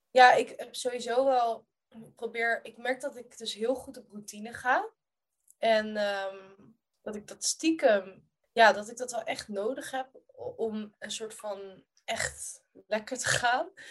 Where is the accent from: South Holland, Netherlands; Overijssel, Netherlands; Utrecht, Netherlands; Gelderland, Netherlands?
South Holland, Netherlands; Rotterdam; ik groeide op in Kralingen, in Rotterdam.